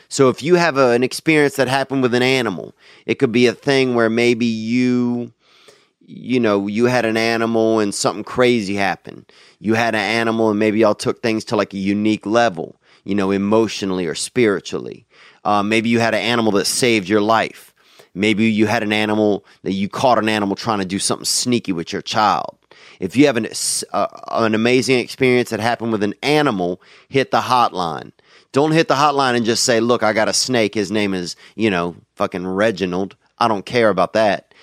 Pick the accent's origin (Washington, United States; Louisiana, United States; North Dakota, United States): Louisiana, United States; I grew up in Louisiana